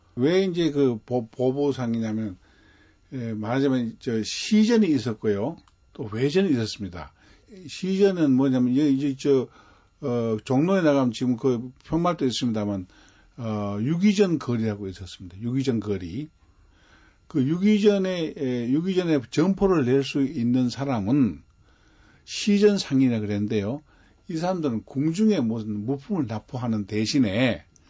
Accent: Cheongsong, North Gyeongsang, South Korea; 제가 태어난 곳이요. 월전입니다.

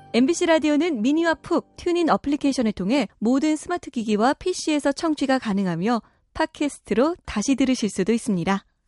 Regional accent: Yeosu, South Jeolla, South Korea; moved away; 저희 어릴 때는 저는 여수였잖아요. 예. 장어를 저희는 추어탕처럼 갈아서 장어탕 많이 먹고 자랐어요

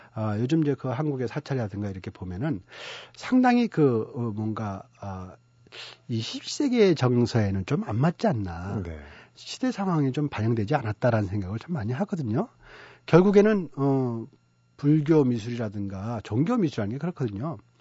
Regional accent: South Korea; moved away as an adult; also born or lived in Dunhuang, China; 내가 한국 사람이라는 생각을 못 하고 살았던 것 같아요.

